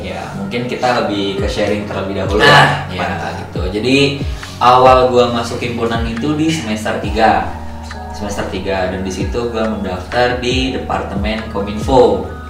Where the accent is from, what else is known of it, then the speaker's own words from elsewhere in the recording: Bekasi, West Java, Indonesia; Gua asal Bekasi.